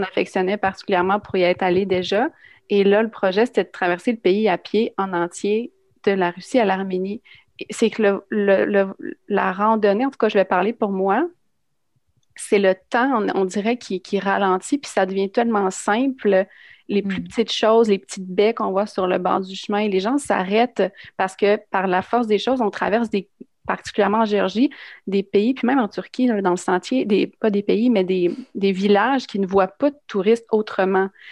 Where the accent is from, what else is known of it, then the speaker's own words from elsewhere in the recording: Drummondville, Quebec, Canada; je viens de Drummondville